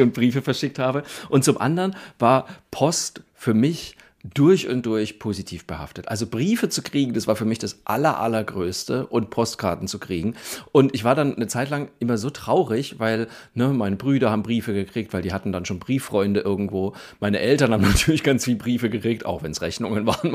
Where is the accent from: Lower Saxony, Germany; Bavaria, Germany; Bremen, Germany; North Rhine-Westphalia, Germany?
Bavaria, Germany; Franconia; ich komme ja aus der Provinz in Franken